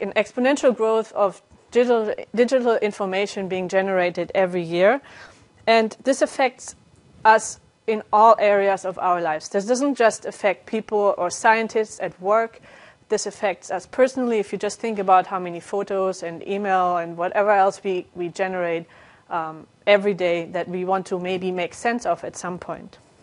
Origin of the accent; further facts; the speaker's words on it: Germany; moved away as an adult; also born or lived in Calgary, Canada / Netherlands; now in France; I'm originally from Germany, and I got my degree there